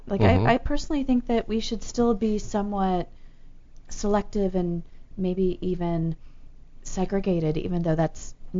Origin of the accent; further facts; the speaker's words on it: Memphis, Tennessee, United States; I grew up in Memphis.